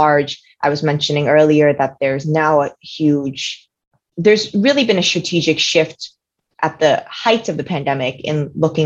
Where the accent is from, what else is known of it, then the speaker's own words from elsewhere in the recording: New York City, New York, United States; I'm actually one of the few weirdos that were actually born and raised in New York City